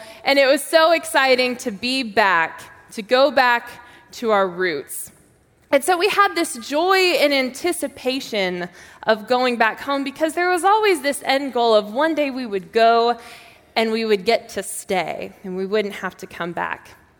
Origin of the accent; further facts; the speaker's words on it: Texas, United States; But I am from Texas, and my dad was in the Air Force, and so we moved back and forth all the time.